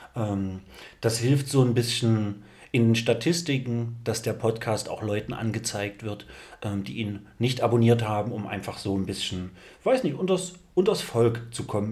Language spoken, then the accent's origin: German; East Germany, Germany; bin auch Ossi vom Dorf